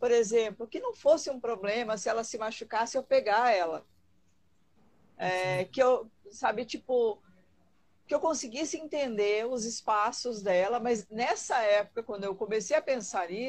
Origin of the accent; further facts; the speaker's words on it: Rio Grande do Sul, Brazil; now in Brasília, Brazil; É, sou do Rio Grande do Sul, vocês vão sentir de vez em quando um